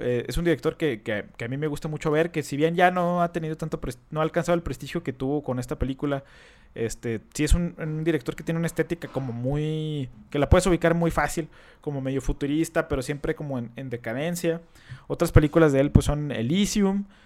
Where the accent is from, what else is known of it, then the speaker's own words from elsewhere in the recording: Mexico; nosotros como mexicanos